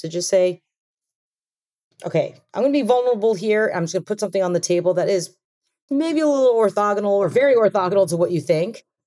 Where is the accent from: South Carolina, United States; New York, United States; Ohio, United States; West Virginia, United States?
New York, United States; Long Island; I grew up on Long Island actually, and I had parents who immigrated here